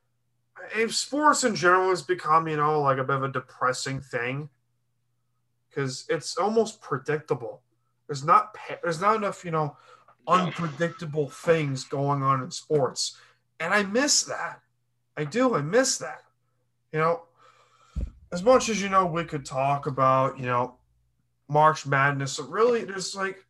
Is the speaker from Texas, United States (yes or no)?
no; Long Island, New York, United States; Growing up on Long Island